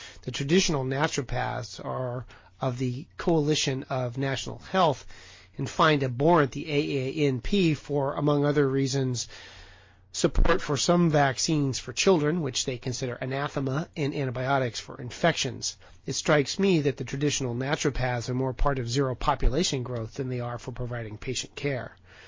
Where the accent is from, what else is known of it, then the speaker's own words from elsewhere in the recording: Portland, Oregon, United States; And I am ever so proud that Portland, Oregon, my hometown, is the home of one of these colleges.